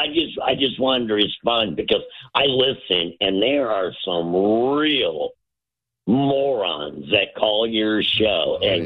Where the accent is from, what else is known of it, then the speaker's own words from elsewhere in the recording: Cedar Rapids, Iowa, United States; moved away as an adult; now in Florida, United States; I'm, like I said, from Iowa